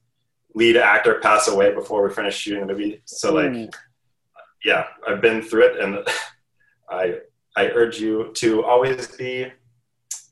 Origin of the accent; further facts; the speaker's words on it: Utah, United States; now in Los Angeles, United States; I'm a filmmaker from Utah. I live in LA now